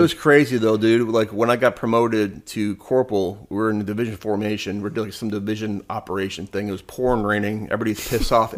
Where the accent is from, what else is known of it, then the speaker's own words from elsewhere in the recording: Michigan, United States; I would lived in Michigan, growing up in Michigan